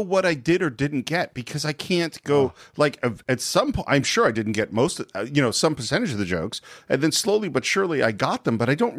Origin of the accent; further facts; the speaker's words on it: California, United States; I grew up in California.